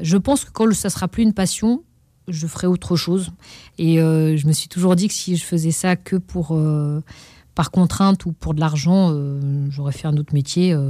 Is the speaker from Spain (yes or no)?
no; Pantin, Île-de-France, France; d'être inscrit au conservatoire euh, de la ville de Pantin, là où j'ai grandi